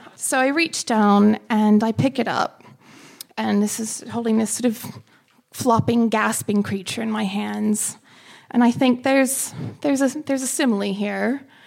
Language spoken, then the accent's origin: English; United States; moved away as an adult; now in London, United Kingdom; I'm American as well